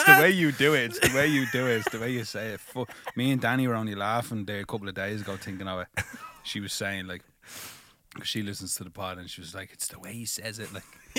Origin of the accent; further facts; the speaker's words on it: Manchester, North West England, United Kingdom; it was different for me because I grew up in Manchester.